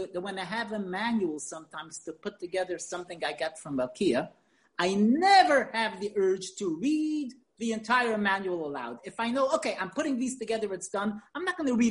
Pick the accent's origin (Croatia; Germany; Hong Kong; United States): United States; New York; now in Israel; as a child when I grew up in New York